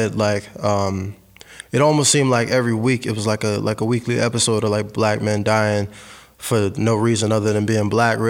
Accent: Fredericksburg, Virginia, United States; now in Richmond, United States; Well, I'm actually from Fredericksburg, Virginia, but I moved to Richmond a few years back.

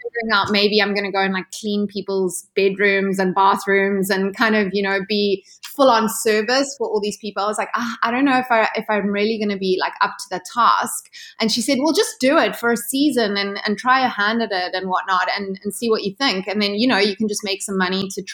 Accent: Ballito, KwaZulu-Natal, South Africa; moved away; also born or lived in Cape Town, South Africa; I grew up in South Africa, so you know, very far away from the place where the whole yachting scene takes place.

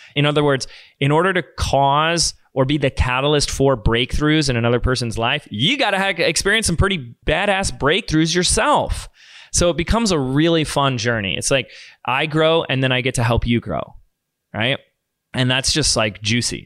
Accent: Laguna Beach, California, United States; also born or lived in Sedona; here in my hometown of Laguna Beach

